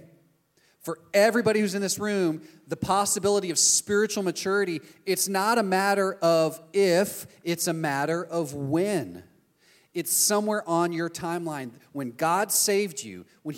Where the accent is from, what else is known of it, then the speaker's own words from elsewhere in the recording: Texas, United States; now in Orlando, United States; I'm from Texas. That's the country I'm from. We moved here.